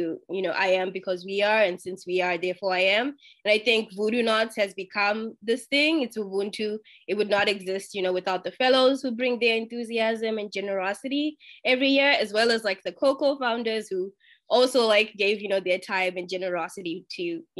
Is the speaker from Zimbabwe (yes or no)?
yes; Zimbabwe; I'm from Zimbabwe